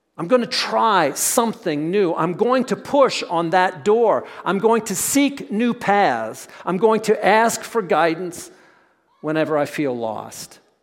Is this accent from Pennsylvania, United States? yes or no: yes; Pennsylvania, United States; we grew up in Pennsylvania